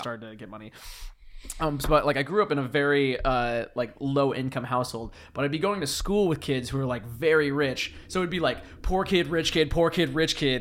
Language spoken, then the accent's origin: English; Whidbey Island, Washington, United States; moved away; my hometown is, like, one of the biggest, uh, like, starting points.